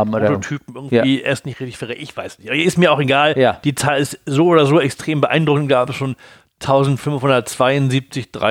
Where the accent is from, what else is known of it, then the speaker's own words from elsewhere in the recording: Hamburg, Germany; Als Hamburger